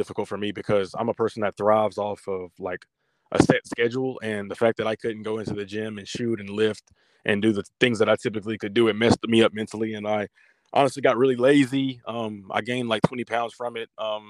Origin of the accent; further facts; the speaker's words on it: Southeast, United States; You know, obviously I'm from the Southeast, so to go up to Boston, it was a culture shock in terms of just the weather and everything like that.